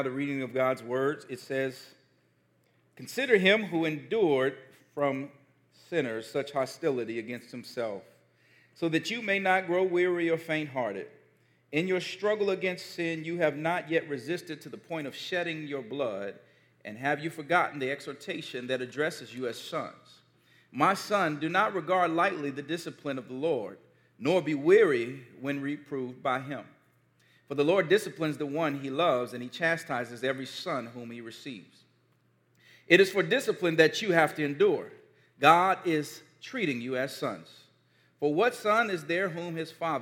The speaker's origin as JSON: {"language": "English", "town": "Gary", "region": "Indiana", "country": "United States", "tie": "born or raised there", "said": "one of the most formative moments of my childhood when I was growing up in Gary, Indiana"}